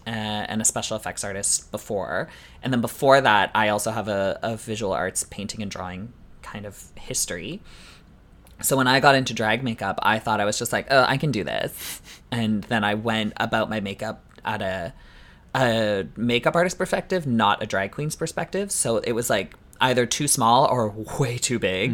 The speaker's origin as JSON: {"language": "English", "country": "Canada"}